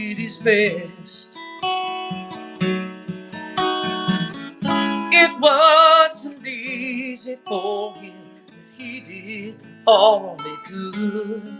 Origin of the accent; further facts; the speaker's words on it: United States; I'm a American to the bone